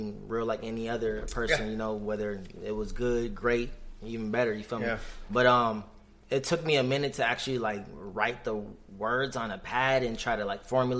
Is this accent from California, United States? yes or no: yes; California, United States; moved away as an adult; also born or lived in Japan / Orange County, California / Long Beach, California; now in Phoenix, United States; So I was born in Japan. I grew up most of my life in California. So I lived in like Orange County area, like Huntington Beach, Anaheim, also Lakewood and Long Beach.